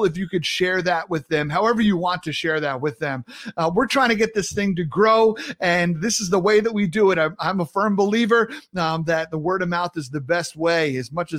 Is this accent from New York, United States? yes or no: yes; Sayville, New York, United States; accent: New York; moved away; also born or lived in the South; So I grew up in Long Island, New York, grew up in Sayville, halfway between the city and the Hamptons.